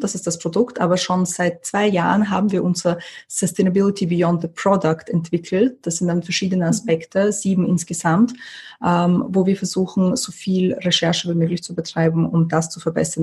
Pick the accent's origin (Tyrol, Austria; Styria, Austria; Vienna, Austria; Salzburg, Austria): Vienna, Austria; also born or lived in USSR / Moscow / London; Wien ist der Ort, wo ich zur Schule gegangen bin, wo meine Familie noch immer lebt